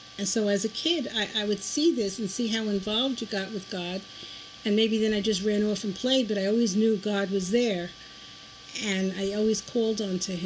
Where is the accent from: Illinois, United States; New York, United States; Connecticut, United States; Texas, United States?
New York, United States; New York City; I was born in the Lower East Side of Manhattan on Eldridge Street, actually at Beth Israel Hospital, but I lived on Eldridge Street between Delancey and Broome